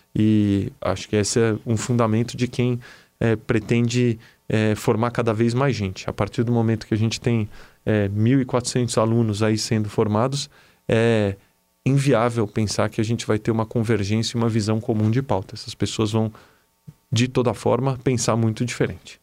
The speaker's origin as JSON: {"language": "Portuguese", "country": "Brazil", "said": "como brasileiro"}